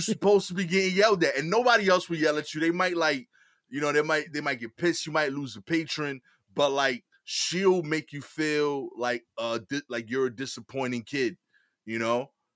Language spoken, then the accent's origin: English; New York City, New York, United States; I'm from East New York